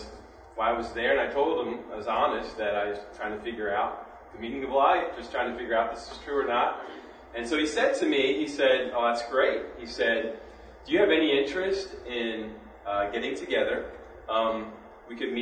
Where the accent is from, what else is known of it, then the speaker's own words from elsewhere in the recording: near Gettysburg, Maryland, United States; I grew up on the Pennsylvania-Maryland border by Gettysburg, just on the Maryland side